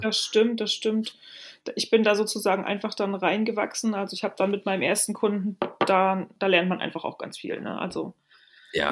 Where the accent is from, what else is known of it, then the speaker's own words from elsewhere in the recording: Rostock, Mecklenburg-Vorpommern, Germany; also born or lived in Lübeck / Altes Land (Stade); now in Hamburg, Germany; Gebürtige Rostockerin und ähm, ja, ich bin in Mecklenburg-Vorpommern aufgewachsen